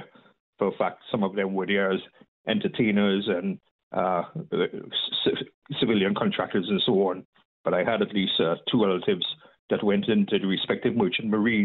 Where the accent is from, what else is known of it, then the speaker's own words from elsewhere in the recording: Trinidad & Tobago; now in Pendleton, United States; back in my native Trinidad, where I originally came from